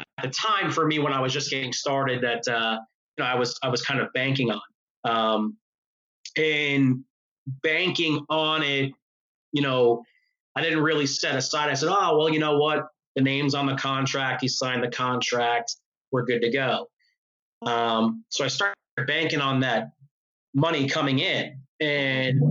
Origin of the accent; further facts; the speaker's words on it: New York, United States; I'm from New York